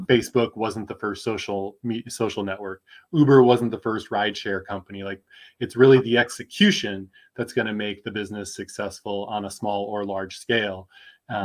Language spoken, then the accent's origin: English; Midwest, United States; also born or lived in Michigan / Minnesota; now in Austin, United States; I'm originally from the Midwest, Michigan, Minnesota